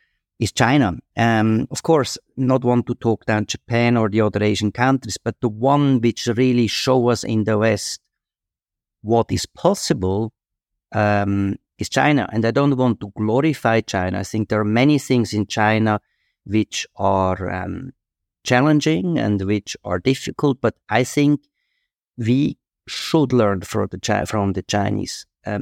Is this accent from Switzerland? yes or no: yes; Switzerland; moved away as an adult; also born or lived in Asia; I feel also comfortable in Switzerland. It's my home country and I love it.